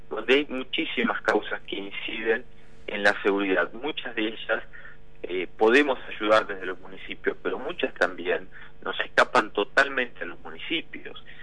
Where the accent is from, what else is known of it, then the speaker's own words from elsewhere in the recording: Buenos Aires Province, Argentina; Eso nos pasa en nuestra propia provincia de Buenos Aires, donde no tenemos eh, abordados los temas estructur